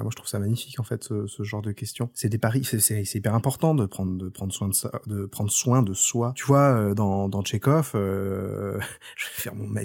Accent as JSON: {"language": "French", "region": "Brittany", "country": "France", "said": "Tu sais, moi, euh, je suis breton."}